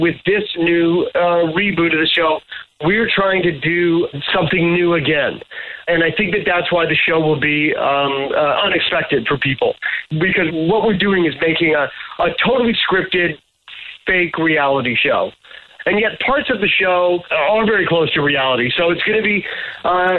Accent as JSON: {"language": "English", "country": "Canada", "said": "I'm a Canadian."}